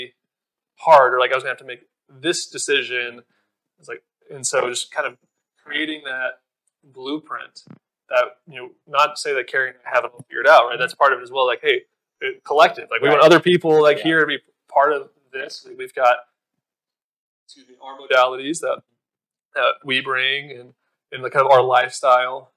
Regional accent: Fort Worth, Texas, United States; moved away as an adult; also born or lived in Austin, Texas; now in Asheville, United States; I'm in my hometown of Fort Worth, Texas

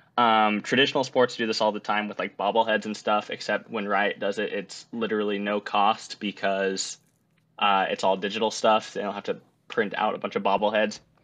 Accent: Utah, United States; moved away as an adult; now in Washington, D.C., United States; I did grow up in Utah for the first twenty-two years of my life

